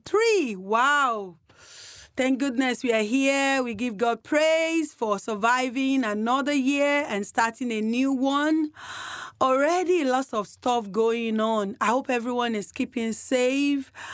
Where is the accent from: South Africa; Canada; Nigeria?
Nigeria; now in Canterbury, New Zealand; I'm a Nigerian